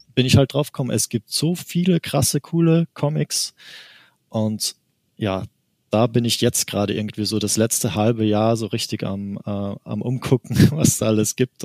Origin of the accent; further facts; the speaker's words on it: Austria; ich komme aus Österreich eigentlich, deswegen manche Wörter muss ich quasi auf Deutsch übersetzen.